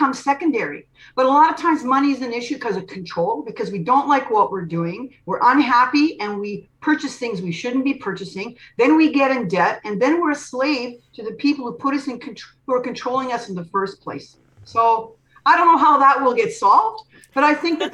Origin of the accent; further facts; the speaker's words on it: Canada; I'm from Canada